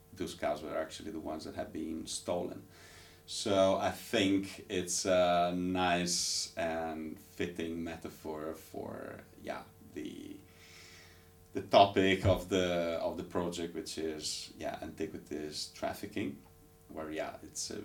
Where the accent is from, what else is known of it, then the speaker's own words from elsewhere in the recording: Ravenna, Emilia-Romagna, Italy; being born and raised in Italian city, there's Ravenna